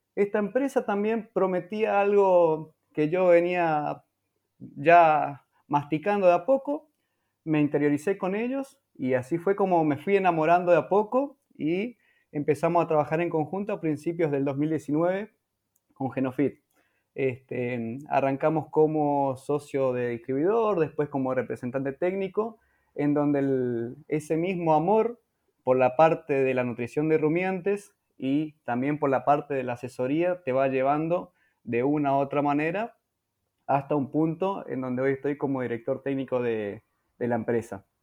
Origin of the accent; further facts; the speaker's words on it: Presidencia Roque Sáenz Peña, Chaco, Argentina; Nací y vivo actualmente en Presidencia Roque Saspeña, en la provincia del Chaco